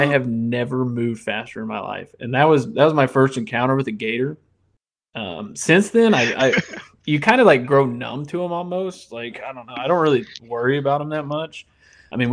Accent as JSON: {"language": "English", "region": "Indiana", "country": "United States", "moved": "as an adult", "lives_now": "Louisiana, United States", "said": "I'm originally from Indiana, which we don't have any gators up there. And, you know, I moved down and I got to Louisiana in 2018"}